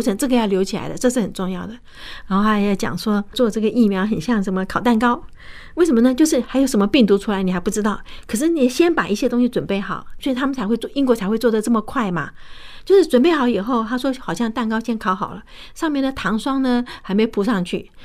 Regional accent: Fujian, China; 我是福建人

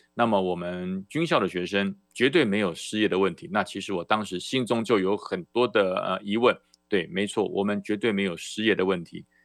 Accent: Taiwan; 中华民国在台湾，我来自台湾，我也不反对

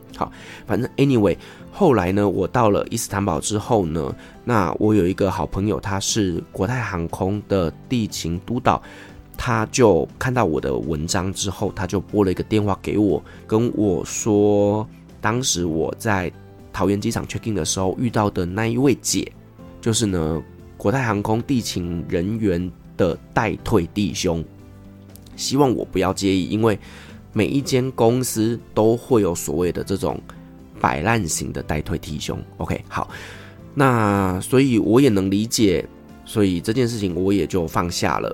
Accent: Taiwan; I'm Taiwanese， 我是台湾人。 ，我有台湾的护照， 我有台湾的I D

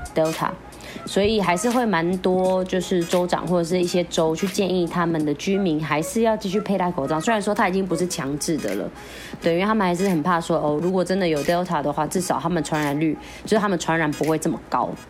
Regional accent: Philippines; 连我们菲律宾人要进去都还要看时辰啊

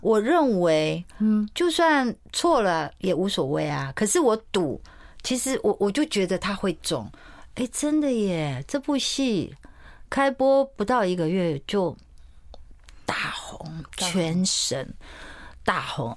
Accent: Taipei, Taiwan; first language Mandarin; also born or lived in Tainan; 我在三十岁之前是不会讲台语，虽然我是台南人，可是因为我从小在台北长大，我就是在台南医院出生，我爸妈就到台北来哦

